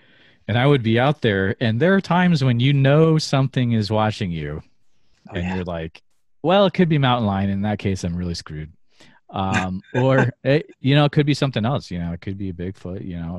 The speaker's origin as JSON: {"language": "English", "town": "Northfield", "region": "Massachusetts", "country": "United States", "tie": "born or raised there", "also_born_or_lived": "Central Iowa", "moved": "yes", "said": "I actually grew up in Northfield, Massachusetts."}